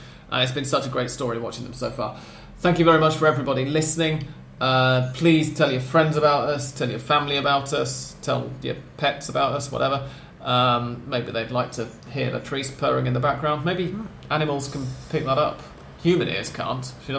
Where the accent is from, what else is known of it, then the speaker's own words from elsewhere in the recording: England, United Kingdom; now in Buenos Aires, Argentina; because I'm English and therefore and live in Argentina